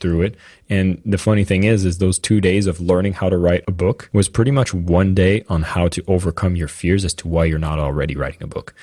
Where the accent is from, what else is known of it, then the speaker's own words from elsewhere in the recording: Canada; I'm French Canadian.